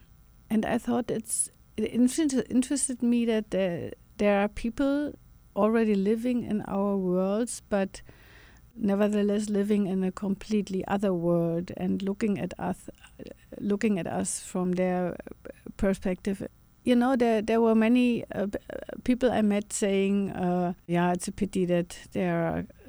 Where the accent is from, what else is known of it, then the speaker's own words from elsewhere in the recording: Germany; you know, we grew up in Germany and I think also in the US with all those stories of surviving Jews, the guilt, the German guilt of having killed so many people.